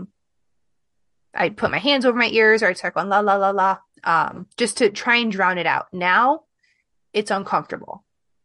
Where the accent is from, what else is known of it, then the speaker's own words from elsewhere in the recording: Midwest, United States; accent: Midwest plus a little bit of Southern; I have this weird mix of Midwest plus a little bit of Southern, like mixed in my colloquialisms and sometimes my accent